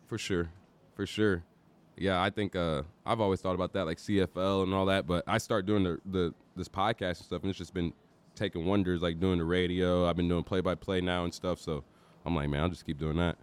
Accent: St. Louis, Missouri, United States; moved away; I was born and raised in Saint Louis, but moved down south here in two thousand

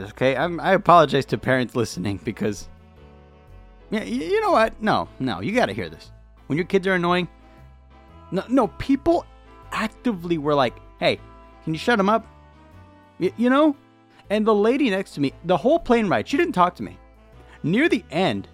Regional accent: California, United States; I'm from California. The air is incredibly dry here, and we're used to it

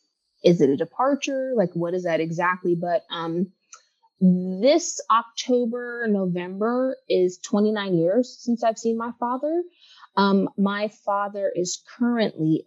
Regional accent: Los Angeles, California, United States; now in Washington, United States; when I say I'm home, I'm always talking about LA.

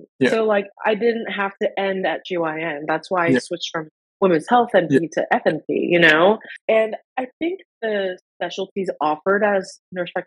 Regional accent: United States; when I was growing up in the States and not having proper health insurance

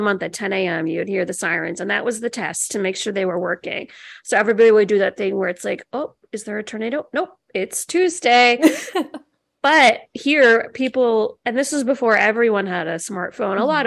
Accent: Illinois, United States; moved away as an adult; now in Maryland, United States; I'm from Illinois and I lived there my whole life. I moved here when I was 26

